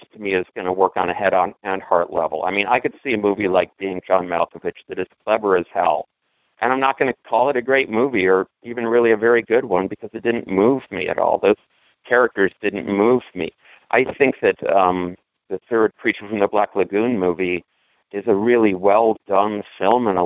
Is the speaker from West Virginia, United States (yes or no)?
no; Milwaukee, Wisconsin, United States; moved away; I am going to Milwaukee. My first trip back to my hometown since before the pandemic